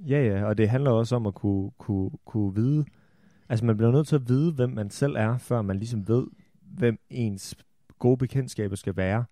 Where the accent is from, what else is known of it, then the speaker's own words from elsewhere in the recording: Holstebro, Central Denmark Region, Denmark; jeg kommer fra Holstebro. Jeg har af urensagelige årsager gået på handelsgymnasiet i Holstebro